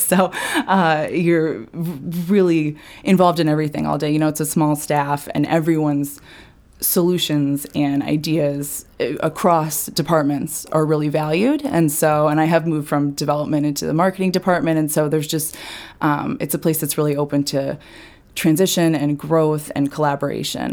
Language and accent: English; Falmouth, Maine, United States; also born or lived in New York; I'm from Falmouth originally